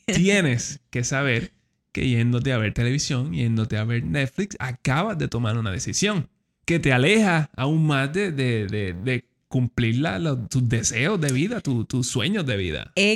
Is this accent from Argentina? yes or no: no; Puerto Rico; moved away; also born or lived in Washington, D.C., United States; nosotros crecimos aquí en Puerto Rico